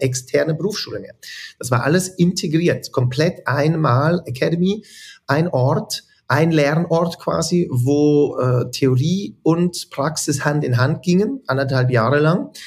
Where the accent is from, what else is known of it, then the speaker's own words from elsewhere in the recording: Zürich, Switzerland; also born or lived in Wädenswil; Ich bin mehr in Zürich und Wädenswil aufgewachsen eigentlich.